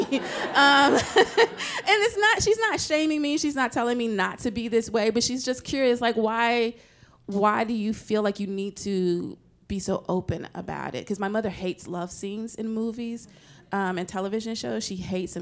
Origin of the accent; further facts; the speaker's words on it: Nashville, Tennessee, United States; I'm from Nashville, Tennessee